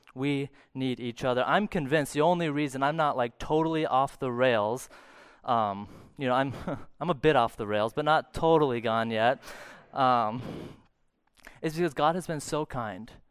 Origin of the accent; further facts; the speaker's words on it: St. Cloud, Minnesota, United States; I grew up in Saint Cloud